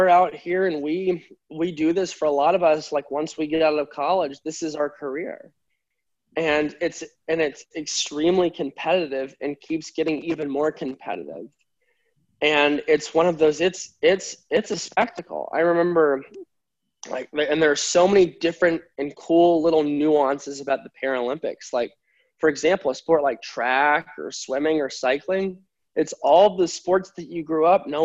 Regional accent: United States; my home country

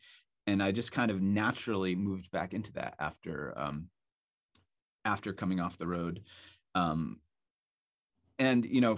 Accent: Salisbury Beach, Massachusetts, United States; I grew up near Salisbury Beach in Massachusetts, and there were airplanes that used to fly over my house all the time

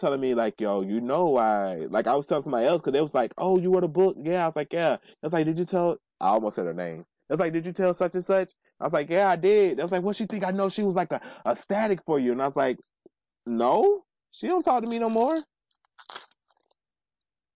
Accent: New York, United States; I'm a New Yorker

